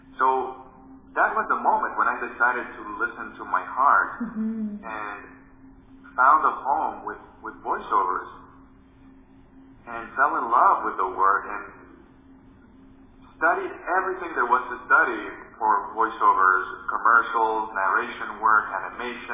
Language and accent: English; Dominican Republic; I grew up in the Dominican Republic, where I was a kid with a huge imagination